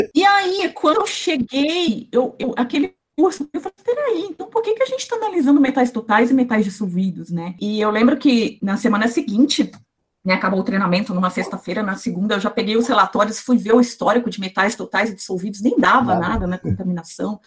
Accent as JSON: {"language": "Portuguese", "town": "João Monlevade", "region": "Minas Gerais", "country": "Brazil", "tie": "born or raised there", "also_born_or_lived": "Ouro Preto / Viçosa / Belo Horizonte", "moved": "as an adult", "lives_now": "São Paulo, Brazil", "said": "eu sou mineira, nasci e fui criada em João Molevade, uma cidade pequena"}